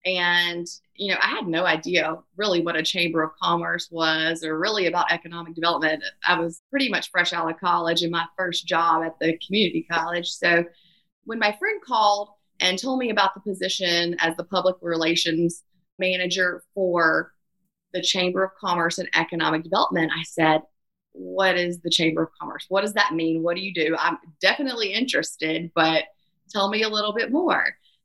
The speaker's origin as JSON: {"language": "English", "town": "Meridian", "region": "Mississippi", "country": "United States", "tie": "born or raised there", "said": "Growing up in Meridian, Mississippi, we're just, you know, across the border from Tuscaloosa, Alabama"}